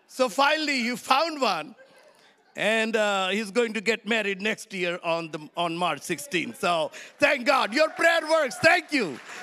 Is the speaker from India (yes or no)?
yes; India; I come from India